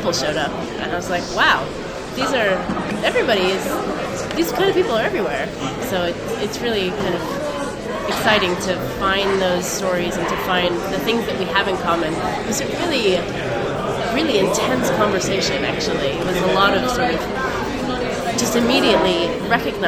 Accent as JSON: {"language": "English", "area": "outside San Francisco", "region": "California", "country": "United States", "tie": "born or raised there", "also_born_or_lived": "Manchester, England / Leeds, England", "accent": "American", "moved": "as an adult", "lives_now": "London, United Kingdom", "said": "I was born near Manchester. And then when I was nearly five, we moved to California, just outside of San Francisco."}